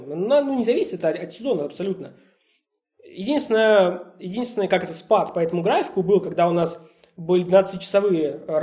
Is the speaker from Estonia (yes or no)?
no; Russia; мы, русские люди